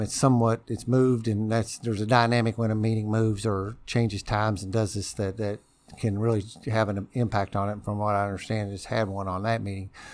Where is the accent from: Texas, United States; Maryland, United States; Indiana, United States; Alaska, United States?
Indiana, United States; New Albany; also born or lived in Louisville, Kentucky; born and bred in Albany.